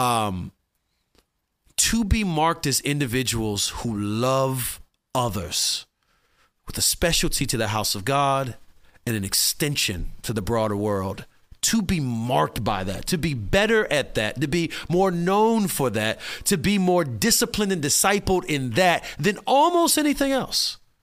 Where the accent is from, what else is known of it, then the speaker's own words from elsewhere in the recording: Midwest, United States; I come from the Midwest